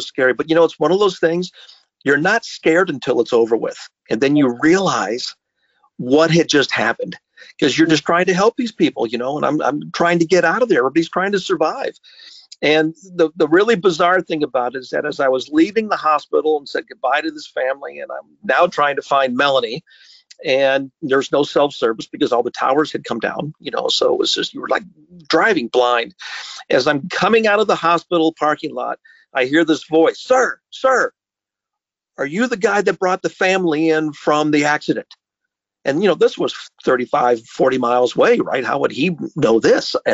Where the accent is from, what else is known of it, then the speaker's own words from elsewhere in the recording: Alaska, United States; now in Minnesota, United States; growing up in Alaska was a real teaser for coming to Minnesota, tropical Minnesota